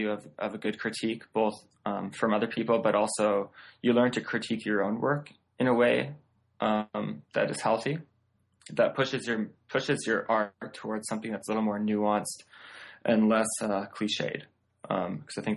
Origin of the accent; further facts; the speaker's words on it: just outside of Vancouver, British Columbia, Canada; moved away as an adult; now in Seattle, United States; I grew up just outside of Vancouver, British Columbia.